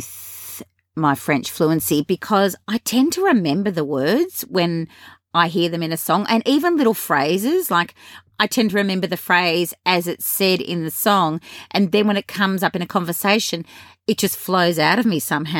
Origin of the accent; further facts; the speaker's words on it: Australia; accent: Australian; my English Australian accent